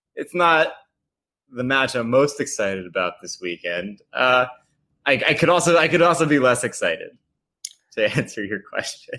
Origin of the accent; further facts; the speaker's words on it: Port Jefferson, New York, United States; I'm from Port Jefferson.